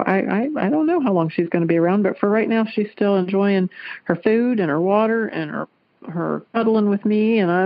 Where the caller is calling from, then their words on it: Kettering, Ohio, United States; I'm calling from Kettering, Ohio.